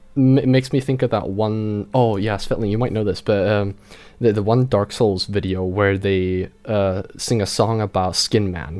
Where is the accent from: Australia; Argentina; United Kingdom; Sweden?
Sweden; also born or lived in northern Sweden near the Arctic Circle; in my hometown, we have a drifting school quite nearby, and we have a proper rally dirt track nearby too.